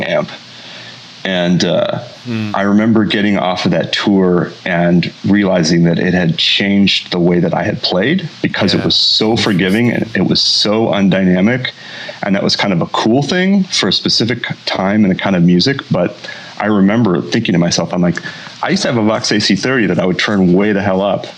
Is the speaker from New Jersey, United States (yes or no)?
no; Champaign, Illinois, United States; my hometown then of Champaign